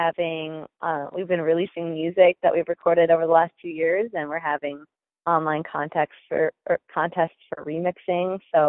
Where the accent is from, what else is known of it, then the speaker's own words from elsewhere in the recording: Minnesota, United States; moved away as an adult; now in Los Angeles, United States; Yep, I'm from Minnesota. I even went to college there at a place called St. Olaf, and I did music there, and I moved out to LA when I was 21.